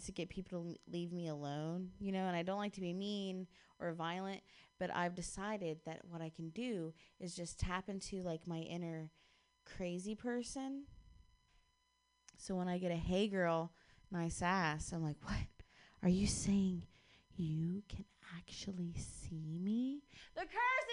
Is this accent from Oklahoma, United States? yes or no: no; Ohio, United States; now in Bay Area, United States; I'm actually from Ohio